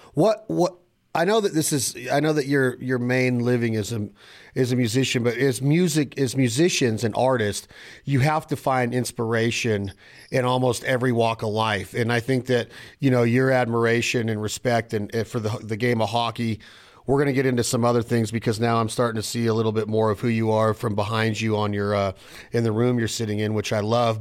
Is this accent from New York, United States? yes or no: no; Nevada, United States; I'm from Nevada